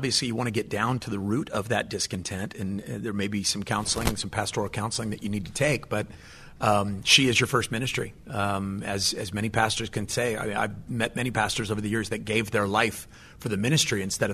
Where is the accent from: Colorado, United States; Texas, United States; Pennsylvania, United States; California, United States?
California, United States; I'm from California.